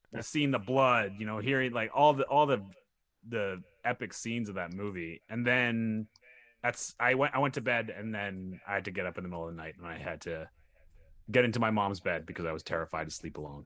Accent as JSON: {"language": "English", "region": "Saskatchewan", "country": "Canada", "tie": "born or raised there", "moved": "yes", "lives_now": "Ontario, Canada", "said": "so I grew up in Saskatchewan"}